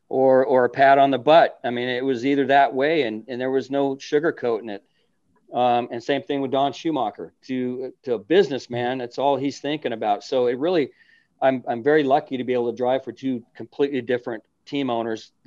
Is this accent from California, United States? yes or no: yes; California, United States; as a kid growing up in California